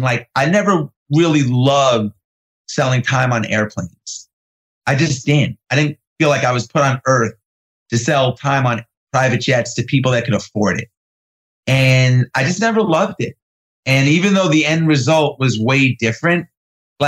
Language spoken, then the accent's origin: English; New York, United States; also born or lived in California; I grew up in New York in the 80s